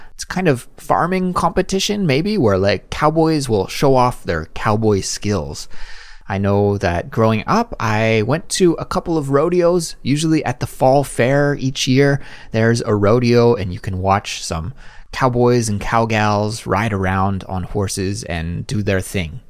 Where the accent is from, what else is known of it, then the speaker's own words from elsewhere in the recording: Kelowna, British Columbia, Canada; moved away as an adult; also born or lived in Langley, Canada; now in Seoul, South Korea; when we were growing up in Kelowna